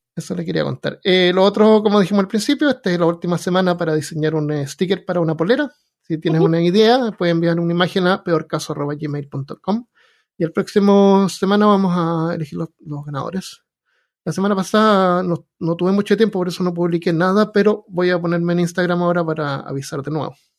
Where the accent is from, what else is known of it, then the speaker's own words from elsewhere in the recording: Chile; moved away; No saben ni siquiera que soy chileno